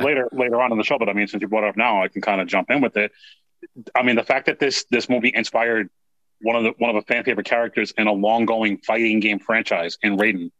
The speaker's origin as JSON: {"language": "English", "region": "New York", "country": "United States", "tie": "born or raised there", "said": "growing up in New York in the Bronx"}